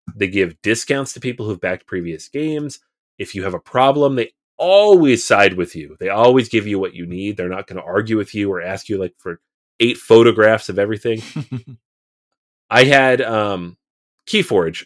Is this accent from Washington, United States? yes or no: yes; Seattle, Washington, United States; I'm from Seattle